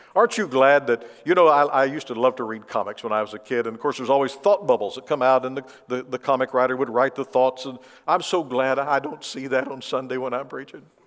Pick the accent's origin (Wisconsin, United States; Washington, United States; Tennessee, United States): Tennessee, United States; moved away; I grew up in the South, in, in Tennessee